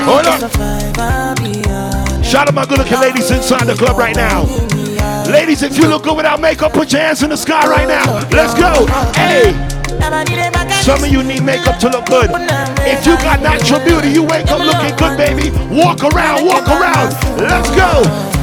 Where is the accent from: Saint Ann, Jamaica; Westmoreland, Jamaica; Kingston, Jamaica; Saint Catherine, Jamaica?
Saint Catherine, Jamaica; Portmore; now in Washington, D.C., United States; I'm from Portmore